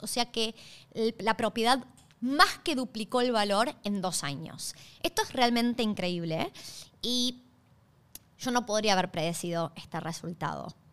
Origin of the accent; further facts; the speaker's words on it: Argentina; moved away as an adult; now in Australia; yo soy originalmente de Argentina. Hace seis años, hoy se cumplen seis años desde que llegué a Australia